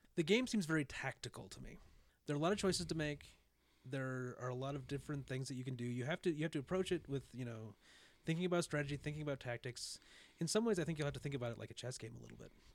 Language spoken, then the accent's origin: English; United States; being an American